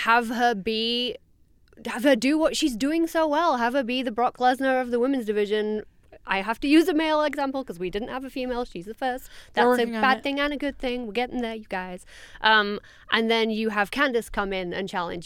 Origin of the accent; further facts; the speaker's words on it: United Kingdom; as a Brit.